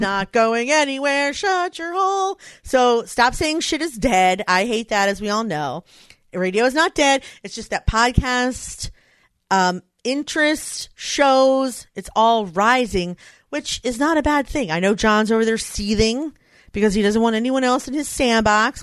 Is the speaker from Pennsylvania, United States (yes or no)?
yes; Philadelphia, Pennsylvania, United States; it's in my hometown.